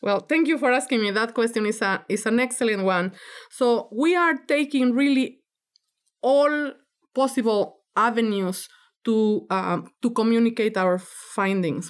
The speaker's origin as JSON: {"language": "English", "country": "Mexico", "moved": "yes", "lives_now": "United States", "said": "I'm from Mexico"}